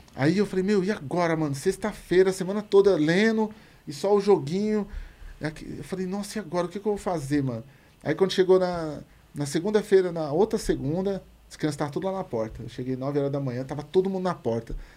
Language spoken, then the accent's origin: Portuguese; São Paulo, Brazil; Eu falei, no Jardim Comercial ali